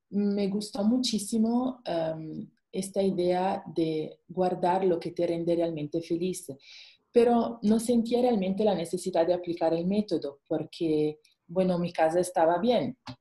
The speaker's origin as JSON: {"language": "Spanish", "country": "Italy", "also_born_or_lived": "Luxembourg / Singapore", "second_language": "Spanish", "moved": "as an adult", "lives_now": "Mexico", "said": "soy italiana, pero por el trabajo de mi esposo nos viajamos muchísimo"}